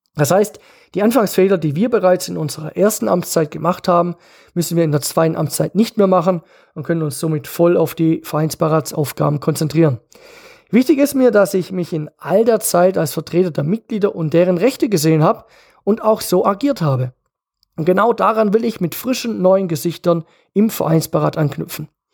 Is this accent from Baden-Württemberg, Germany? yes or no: yes; Geislingen an der Steige, Baden-Württemberg, Germany; now in Kirchheim unter Teck, Germany; ich bin vor 45 Jahren in Geisling an der Steig geboren